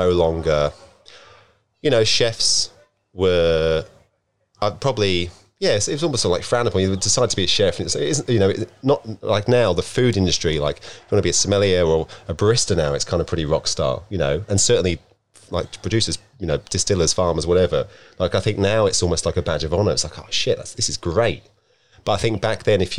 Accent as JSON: {"language": "English", "town": "Deal", "region": "South East England", "country": "United Kingdom", "tie": "born or raised there", "also_born_or_lived": "Sydney, Australia", "moved": "as an adult", "lives_now": "Byron Bay, Australia", "said": "my hometown, which is Deal."}